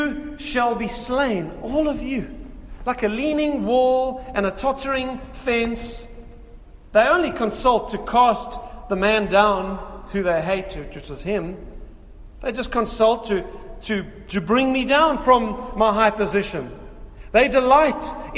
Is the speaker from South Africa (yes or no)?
yes; South Africa; in South Africa as a South African